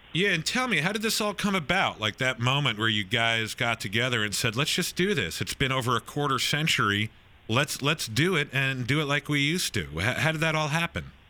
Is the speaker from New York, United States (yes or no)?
yes; Nassau County, Long Island, New York, United States; also born or lived in East Coast; now in San Diego, United States; I grew up in Nassau County in Long Island